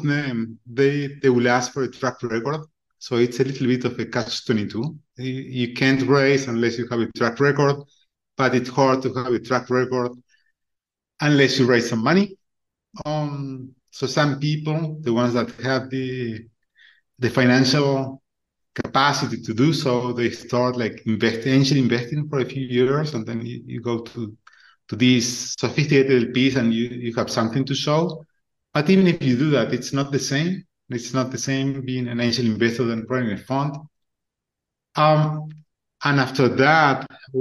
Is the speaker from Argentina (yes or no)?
yes; Argentina; moved away as an adult; also born or lived in United States / California / Chile / Colombia; now in Uruguay; I was born and raised in Argentina